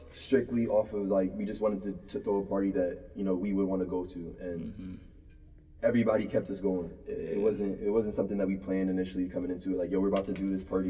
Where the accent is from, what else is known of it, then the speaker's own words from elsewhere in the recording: New Jersey, United States; also born or lived in New York; now in Philadelphia, United States; I was born in New York, raised in Jersey.